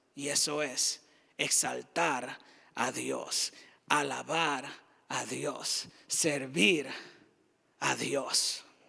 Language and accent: Spanish; Dominican Republic; moved away as an adult; now in United States; diferente a lo que ejercía en la República Dominicana, de donde soy